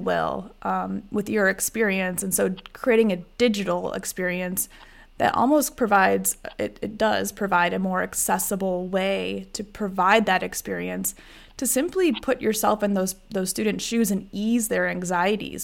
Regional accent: Iowa, United States; I grew up in Iowa

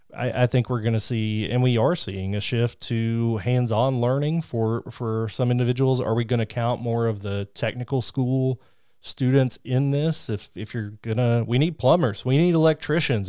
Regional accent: southeastern Kentucky, United States; I'm from Kentucky, and I grew up in southeastern Kentucky

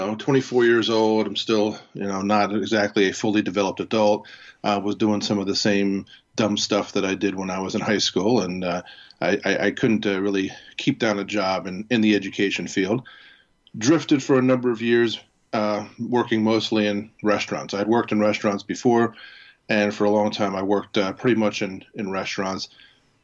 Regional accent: Harrisburg, Pennsylvania, United States; I was born in Harrisburg, Pennsylvania, attended Susquehanna Township High School.

